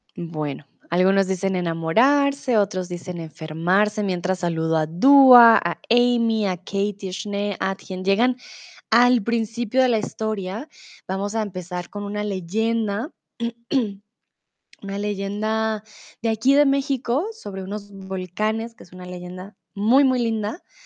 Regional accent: Colombia; now in Germany; soy de Colombia, comúnmente vivo en Alemania

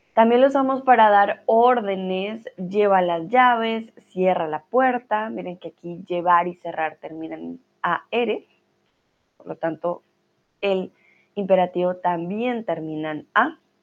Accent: Colombia; now in Germany; soy de Colombia, pero vivo en Alemania

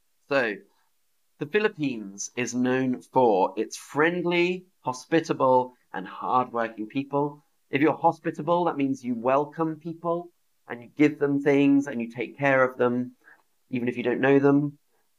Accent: United Kingdom; accent: British; moved away as an adult; now in Berlin, Germany; the United Kingdom, my home country, the United Kingdom.

